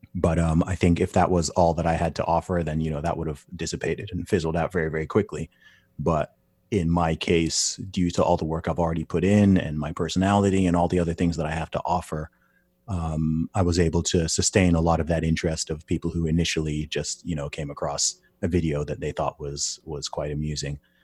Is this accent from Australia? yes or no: no; United Kingdom; I'm a British citi-, citizen.